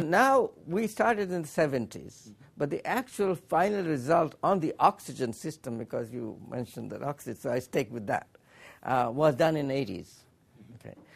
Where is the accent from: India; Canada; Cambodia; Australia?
India; Allahabad, Uttar Pradesh; moved away as an adult; now in Urbana, United States; We came from India, from Allahabad